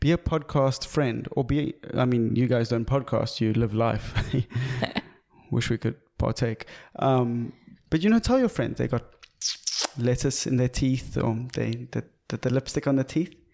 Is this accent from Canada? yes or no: no; South Africa; as a South African